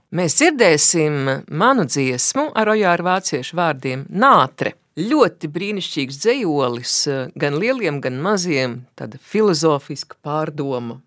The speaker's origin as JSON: {"language": "Latvian", "town": "Baldone", "country": "Latvia", "said": "esmu no Baldonas"}